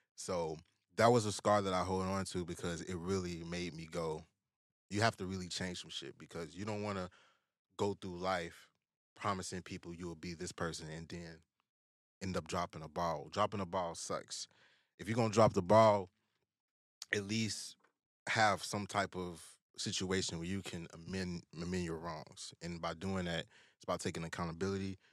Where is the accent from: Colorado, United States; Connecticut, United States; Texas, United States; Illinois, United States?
Illinois, United States; Chicago; growing up in the South Side